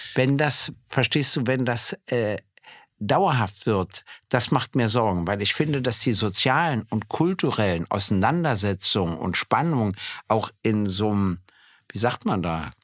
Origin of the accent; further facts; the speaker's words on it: Berlin, Germany; ich bin ja nur in Berlin geboren worden und äh, in Berlin aufgewachsen und äh, bin natürlich ein Ur-Berliner